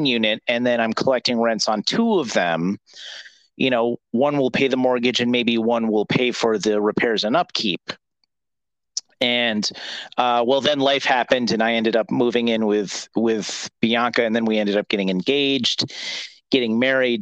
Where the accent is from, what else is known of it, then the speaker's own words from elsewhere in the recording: Mid-Hudson Valley, New York, United States; I'm from the Mid-Hudson Valley, where my parents still are